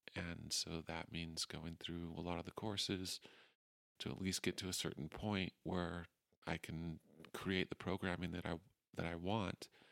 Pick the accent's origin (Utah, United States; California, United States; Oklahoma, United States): Utah, United States; moved away as an adult; also born or lived in Portland, Oregon / Moab, Utah / Salt Lake Valley / Ogden; I grew up in Utah